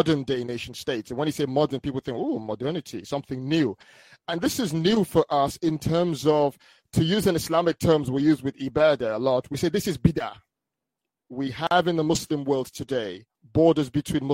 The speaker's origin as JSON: {"language": "English", "country": "Nigeria", "tie": "born or raised there", "also_born_or_lived": "United Kingdom", "moved": "yes", "said": "I was born in the UK, but I grew up in Nigeria when I was young."}